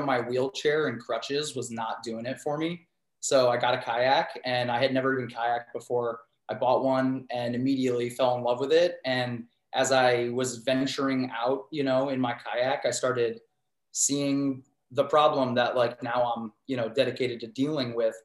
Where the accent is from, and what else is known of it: Cleveland, Ohio, United States; born or raised there; also born or lived in Pittsburgh